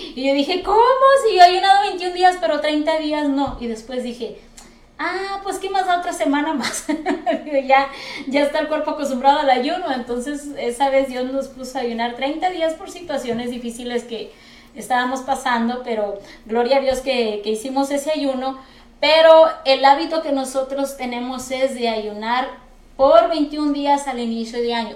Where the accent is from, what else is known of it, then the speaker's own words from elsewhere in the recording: Mexico; now in United States; nosotros que venimos de México